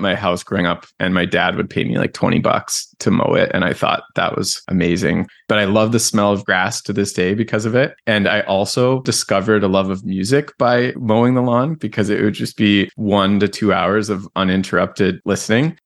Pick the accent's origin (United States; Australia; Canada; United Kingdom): Canada; I'm Canadian.